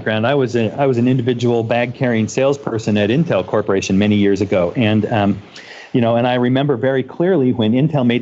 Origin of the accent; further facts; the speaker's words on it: Boston, Massachusetts, United States; I also was born and raised in Boston